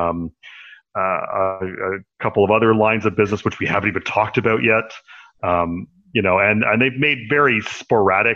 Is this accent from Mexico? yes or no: no; Canada; I'm a Canadian